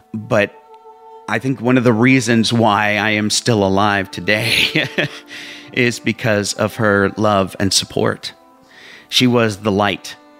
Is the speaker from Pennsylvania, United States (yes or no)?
yes; Whitehall, Pennsylvania, United States; also born or lived in Allentown, Pennsylvania; I was born in Allentown, Pennsylvania and uh, we um, moved to Whitehall, Pennsylvania. It's all in the, the same kind of general area.